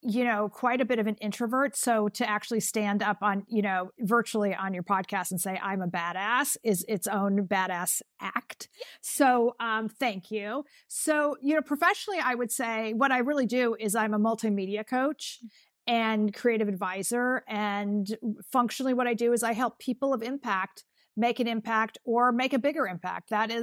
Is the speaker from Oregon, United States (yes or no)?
no; California, United States; I was growing up in California, and I said I wanted to go back east